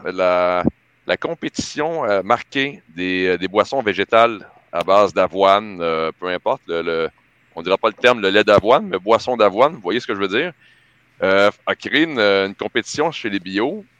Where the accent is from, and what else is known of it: Quebec, Canada